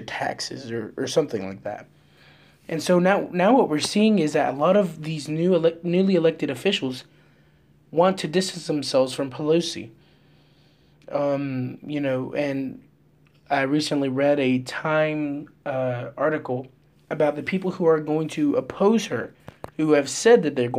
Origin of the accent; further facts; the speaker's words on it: Vidalia, Georgia, United States; I come from Vidalia, Georgia, and I have two Mexican parents